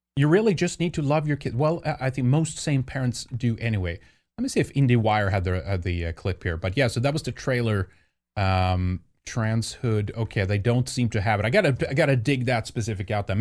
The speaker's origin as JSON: {"language": "English", "country": "Sweden", "tie": "born or raised there", "moved": "yes", "said": "growing up in Sweden"}